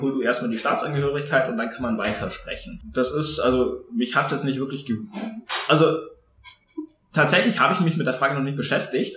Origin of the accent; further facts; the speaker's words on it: Tegernsee, Bavaria, Germany; ich bin im, am Tegernsee geboren, also oberbayerischer, wie es fast nicht geht